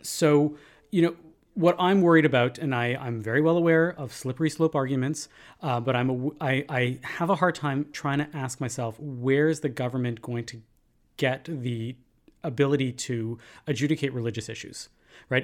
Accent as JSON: {"language": "English", "country": "Canada", "said": "we as Canadian Jews"}